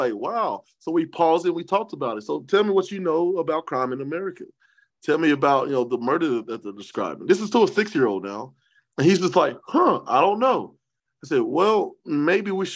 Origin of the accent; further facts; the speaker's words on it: Columbia, Tennessee, United States; also born or lived in Dallas, Texas; I was born in Dallas, Texas. She was born in Atlanta, Georgia. But we spent most of our lives in a small town of Columbia, Tennessee